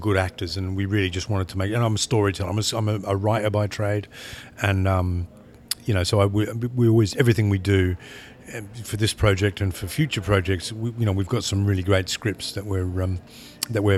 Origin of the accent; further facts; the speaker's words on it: Australia; now in England; I'm from Australia, I live in England